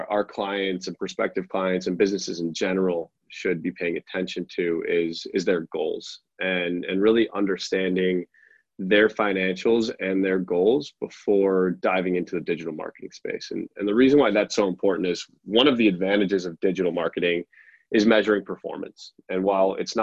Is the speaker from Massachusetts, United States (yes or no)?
no; Chicago, Illinois, United States; also born or lived in Norway; Grew up outside Chicago.